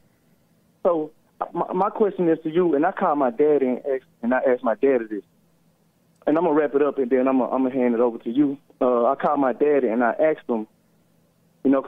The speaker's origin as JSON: {"language": "English", "region": "Mississippi", "country": "United States", "said": "I'm a respectful young man, but I'm from Mississippi"}